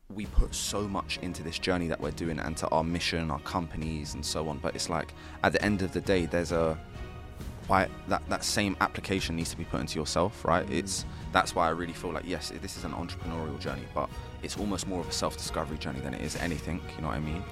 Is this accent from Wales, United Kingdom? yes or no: no; London, United Kingdom; I'm an entrepreneur from North London